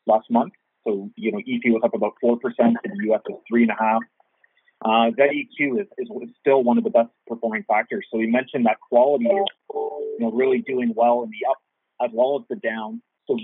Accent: Canada; I think as a Canadian investor, you certainly want exposure to the sector.

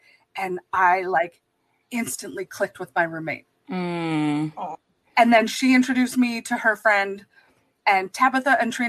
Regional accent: Canada; I live on the West Coast, I'm from Canada.

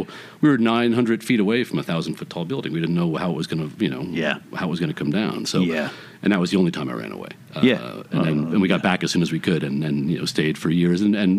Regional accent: New York City, New York, United States; moved away as an adult; now in Los Angeles, United States; East Flatbush till I was 12, and then Fort Greene downtown after that, and then I moved out of my parents' house into Jackie's apartment in Greenwich Village.

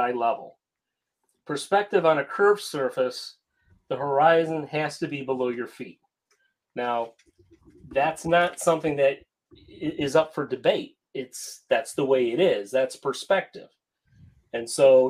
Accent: Cleveland, Ohio, United States; I'm from Cleveland, Ohio

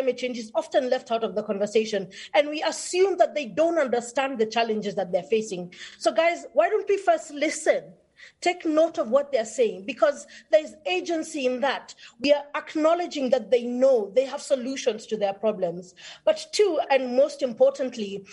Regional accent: Kenya; I am Kenyan

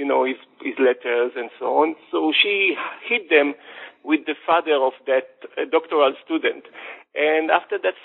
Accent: Jerusalem, Jerusalem District, Israel; I was born and raised in Jerusalem into a secular family, not an Orthodox family

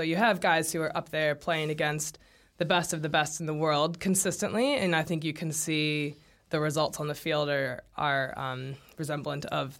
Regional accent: St. Louis, Missouri, United States; moved away as an adult; now in New Zealand; he's from my hometown, obviously, and we've got two St. Louis kids on the men's team.

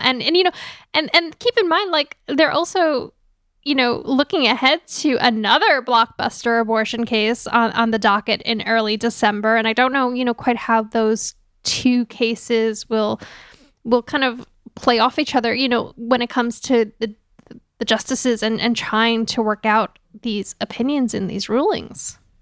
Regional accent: New York, United States; as a New Yorker

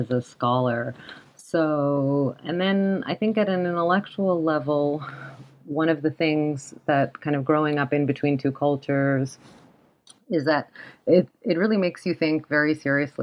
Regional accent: New York, United States; also born or lived in Cairo, Egypt; I immigrated from Cairo with my parents at the age of two to the U.S., to New York

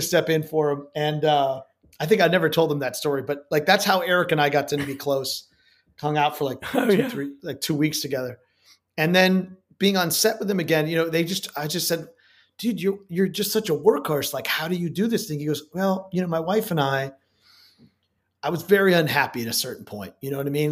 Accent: Chicago, Illinois, United States; moved away as an adult; also born or lived in New York; now in New Orleans, United States; I'm originally from Chicago, but my parents were divorced, so I spent between my most of my youth was between Chicago and New York

